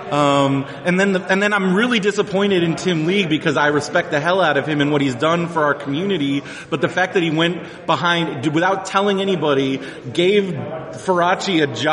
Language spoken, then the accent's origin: English; South Carolina, United States; I'm from the South.